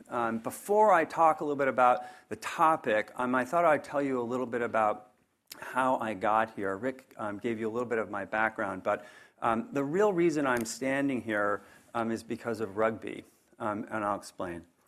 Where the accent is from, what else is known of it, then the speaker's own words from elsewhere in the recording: northern New Jersey, United States; now in Charlottesville, United States; I grew up in a small blue-collar town in northern New Jersey